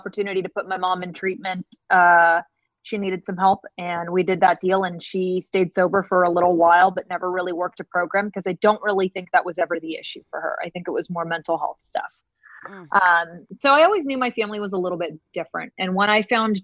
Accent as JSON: {"language": "English", "town": "San Diego", "region": "California", "country": "United States", "tie": "born or raised there", "said": "I hail from Southern California, born and raised down in San Diego."}